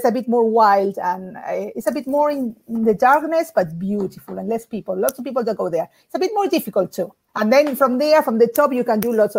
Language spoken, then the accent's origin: English; Argentina; moved away; I'm from Argentina.